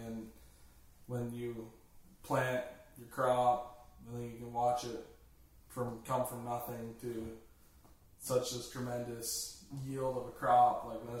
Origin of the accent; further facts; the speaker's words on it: Woodstock, Ontario, Canada; I was born in Woodstock, Ontario, January 15th, 98, and grew up on my parents' Ferro Finish sow operation just outside of Woodstock in a little town called Hickson.